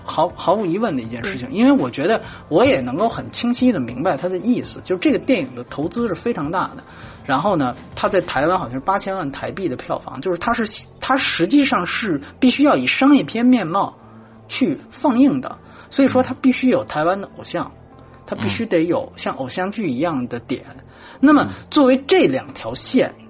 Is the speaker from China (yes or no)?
yes; China; 我是大陆来的